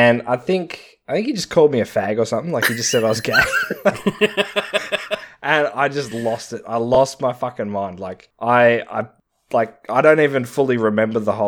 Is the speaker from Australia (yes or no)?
yes; Australia; I am Australian